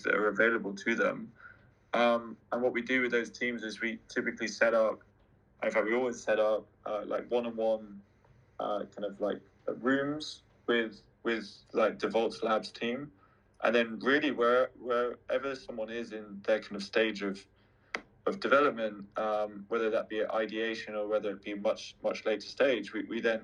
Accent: London, United Kingdom; I'm a Londoner

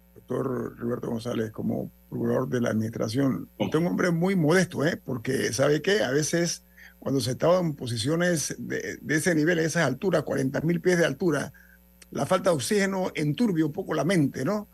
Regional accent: Panama; como panameños dignos

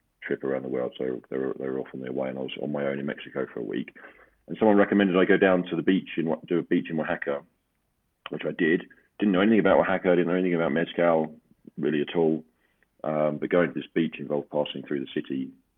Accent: London, United Kingdom; I'm from London and I live in London

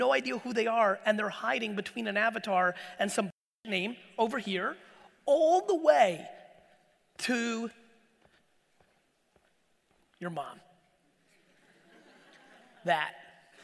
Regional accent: Edison, New Jersey, United States; English is a second language; also born or lived in Soviet Union; me being born in the Soviet Union, me growing up in Edison

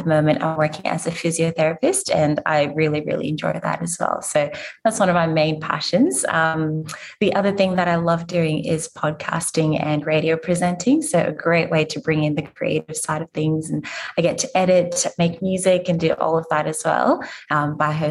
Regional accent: Zimbabwe; now in Brisbane, Australia; Um, I'm originally from Zimbabwe and I've moved around quite a little bit. So, different countries in Africa, the US as well, before moving here. Um, so, now I'm based in Brisbane

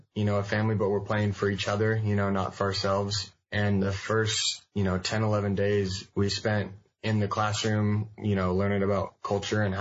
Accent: Bellevue, Washington, United States; I'm from Bellevue, Washington. I kind of grew up here since I was like 11 or 12, I think, or maybe 10 or 11

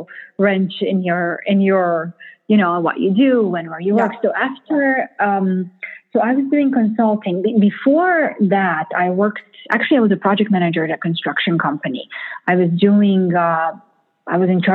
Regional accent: Romania; moved away as an adult; also born or lived in Missouri, United States / Boston, United States; now in New York, United States; my first culture shock coming from Romania

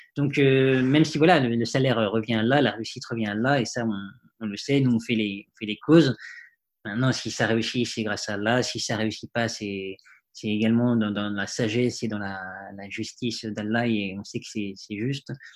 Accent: Paris, Île-de-France, France; j'ai vécu dans Paris, j'ai grandi dans Paris.

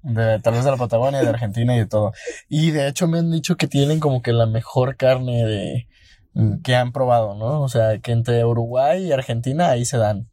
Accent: Mexico

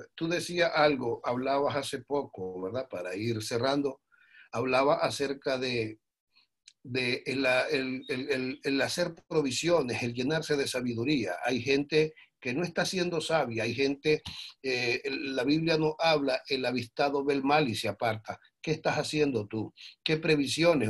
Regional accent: Nicaragua; como nicaragüenses

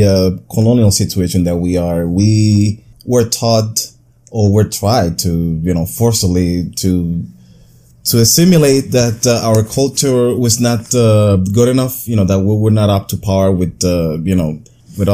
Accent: Brooklyn, New York, United States; I'm from Brooklyn, New York, USA.

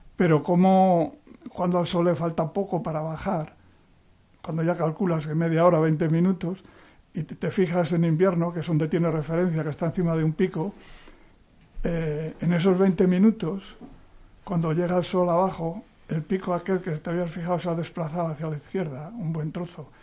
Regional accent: Cieza, Cantabria, Spain; yo nací en un pueblo del interior de Cantabria, como pone ahí, nací en Cieza, que es un pueblo eh, ganadero

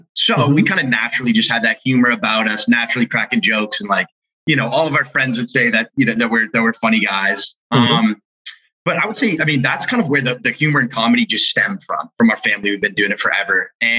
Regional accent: Massachusetts, United States; I'm 24. Mike's 21. So I'm the older brother here. We grew up in the East Coast in Massachusetts

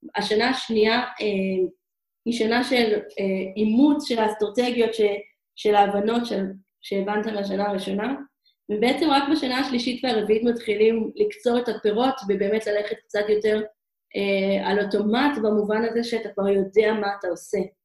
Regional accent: Israel; moved away as an adult; also born or lived in Hong Kong; אנחנו ישראלים רגילים

